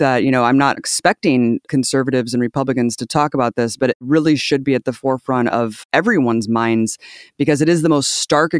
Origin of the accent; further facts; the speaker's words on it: United States; as an American white ally